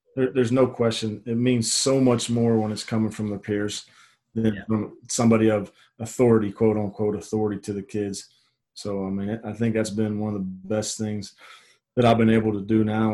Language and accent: English; Pittsburgh, Pennsylvania, United States; moved away; I'm from Pittsburgh, Pennsylvania originally